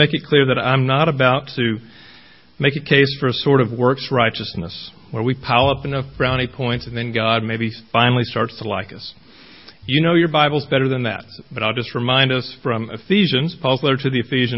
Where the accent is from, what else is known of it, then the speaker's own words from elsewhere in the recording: Queen City, Texas, United States; also born or lived in Washington, D.C.; now in Lavaca County, Texas, United States; I was raised near Texarkana, a small little town, even smaller than Shiner, called Queen City